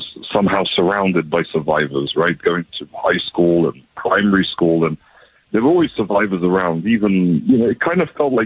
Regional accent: London, United Kingdom; moved away as an adult; now in Israel; I was born and raised in London, England. And at the age of 18, I kind of left all my family behind, hopped on a plane, and I moved to Israel

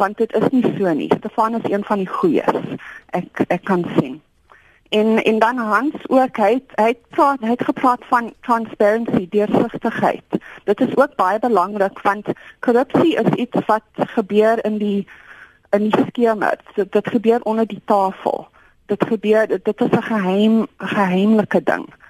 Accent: South Africa; ons as Suid-Afrikaners

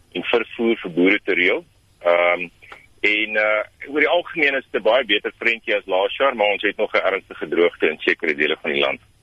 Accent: South Africa; as Suid-Afrikaners

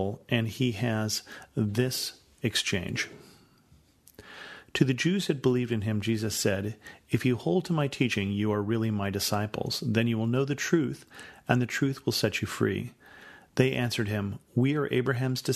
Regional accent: United States; as an American

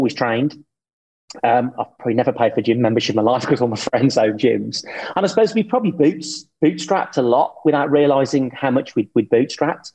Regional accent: Birmingham, West Midlands, United Kingdom; I grew up with Cadbury's, you probably did too, because obviously I'm from Birmingham

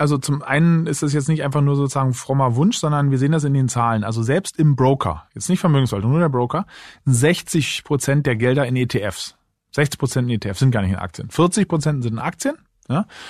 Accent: Berlin, Germany; also born or lived in Munich; Ich wohne zwar selber jetzt in Berlin, bin auch Berliner

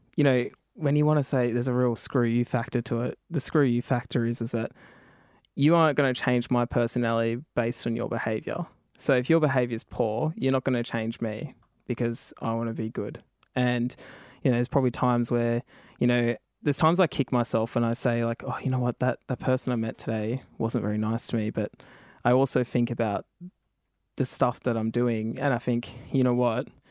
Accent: Tumby Bay, South Australia, Australia; also born or lived in Kamilaroi country, New South Wales; I got sent to live with my grandfather in South Australia, which is in, um, in Port Lincoln in Tumby Bay.

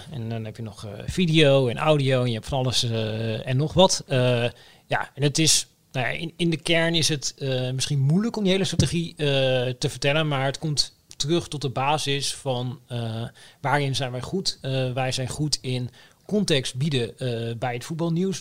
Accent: Oldebroek, Gelderland, Netherlands; ik kom uit Olderbroek, een dorpje in de Bijbelbelt

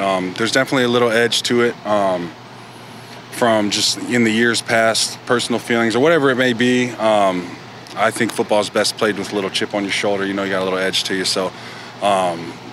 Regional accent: St. Louis, Missouri, United States; moved away; I'm from St. Louis area

